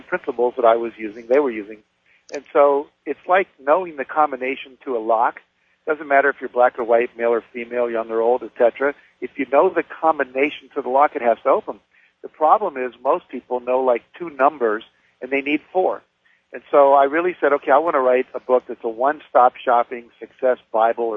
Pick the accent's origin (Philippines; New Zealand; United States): United States; West Virginia; I grew up in West Virginia.